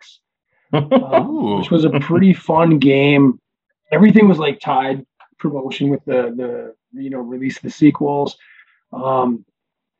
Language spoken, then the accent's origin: English; North Dakota, United States; I'm from North Dakota